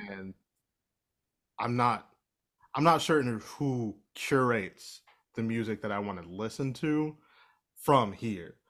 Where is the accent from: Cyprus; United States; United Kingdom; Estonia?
United States; Ohio; I'm from Ohio